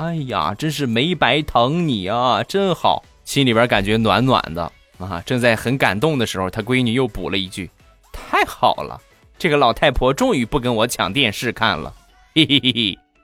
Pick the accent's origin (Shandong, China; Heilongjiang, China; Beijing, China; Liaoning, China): Shandong, China; accent: Shandong; 我是山东人啊，不是东北人